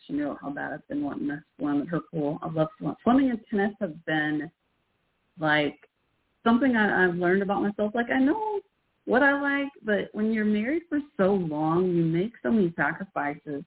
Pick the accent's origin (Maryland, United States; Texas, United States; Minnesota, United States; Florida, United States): Texas, United States; Irving; also born or lived in Fort Worth, Texas / Waco, Texas / Carrollton, Texas; now in Denton, United States; Then we moved to Irving, where I mostly grew up. That's where the Cowboy Stadium used to be in Irving, Texas.